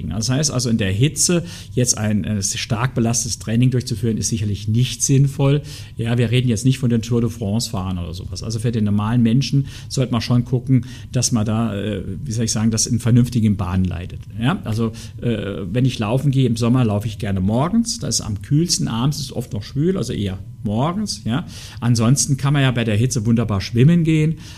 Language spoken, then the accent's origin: German; Saarland, Germany; Also, ich komme ja aus dem Saarland, Grillen und sowas.